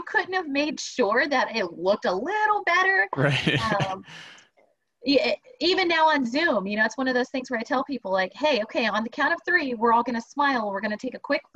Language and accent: English; Texas, United States; I'm a Texan.